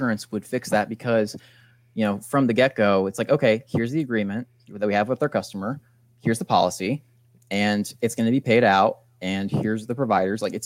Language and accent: English; United States; I'm an American